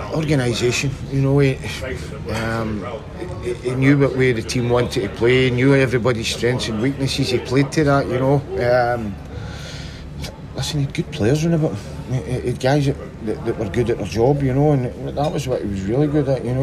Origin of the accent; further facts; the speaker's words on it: Glasgow, Scotland, United Kingdom; growing up in Castlemilk was um, that was good